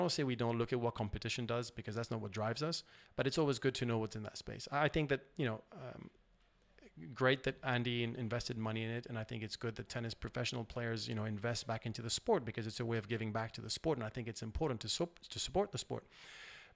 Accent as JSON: {"language": "English", "country": "Switzerland", "said": "I'm from Switzerland, where privacy is something that is, you know, very important, banking being my background."}